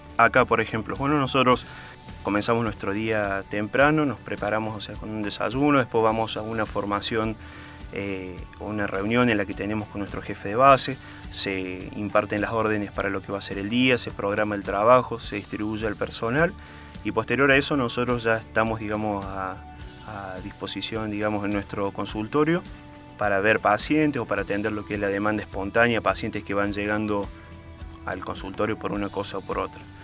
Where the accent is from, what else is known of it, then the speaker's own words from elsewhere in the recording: Córdoba, Argentina; yo soy de Córdoba